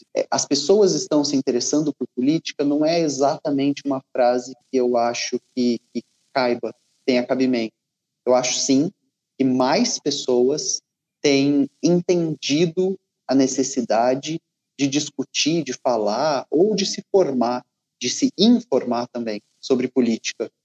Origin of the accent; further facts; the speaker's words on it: Ribeirão Preto, São Paulo, Brazil; moved away; also born or lived in Rio de Janeiro; eu sou natural de Ribeirão Preto, que é no interior de São Paulo